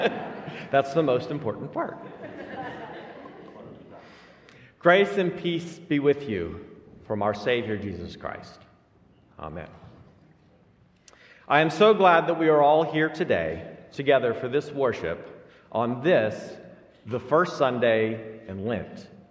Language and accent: English; Alabama, United States; as a Lutheran kid growing up in Alabama